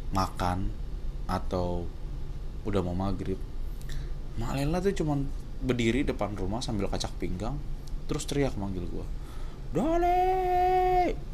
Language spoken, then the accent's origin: Indonesian; Tambun, West Java, Indonesia; yang hidup keluarga gue yang ada di Tambun ya gue besar di Tambun di sebuah Perumahan yang isinya campur dari suku, agama.